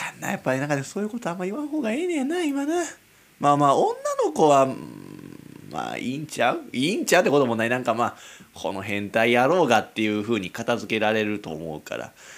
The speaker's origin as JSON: {"language": "Japanese", "town": "Kizugawa", "region": "Kyoto", "country": "Japan", "said": "京都の木津川市なんてもう田舎よ。"}